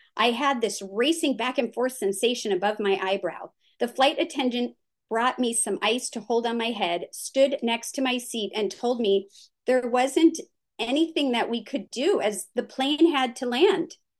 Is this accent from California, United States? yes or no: yes; California, United States; the area where I grew up in California was developed on what used to be known as the Santa Susana Field Laboratory